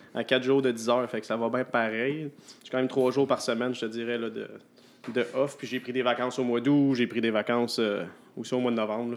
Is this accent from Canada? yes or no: yes; Repentigny, Quebec, Canada; moved away as an adult; now in Sept-Îles, Canada; je viens de l'extérieur, moi, je viens de Repentigny